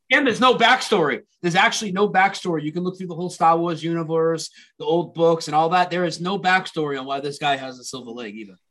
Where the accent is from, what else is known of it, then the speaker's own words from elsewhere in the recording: Lowell, Massachusetts, United States; Ed McMahon's from my hometown